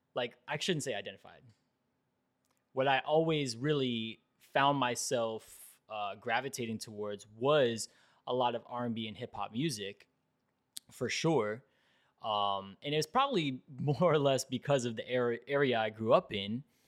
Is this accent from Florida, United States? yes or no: yes; Fort Lauderdale, Florida, United States; I grew up in South Florida and I grew up in Fort Lauderdale